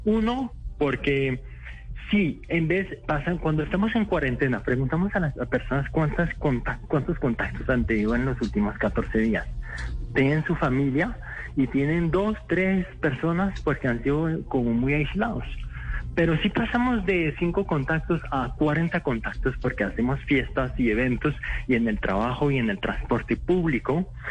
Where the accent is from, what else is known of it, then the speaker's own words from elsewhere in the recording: France; moved away as an adult; also born or lived in Morocco (parents); now in Bogotá, Colombia; nací en Francia, mis papás son de Marruecos pero ya llevo 6, 7 años en Colombia